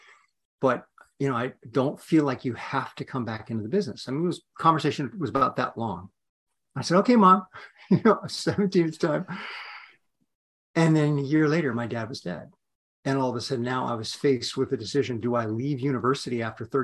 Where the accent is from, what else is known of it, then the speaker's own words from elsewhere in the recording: Yakima, Washington, United States; I'm a kid from Washington State, grew up in a little city called Yakima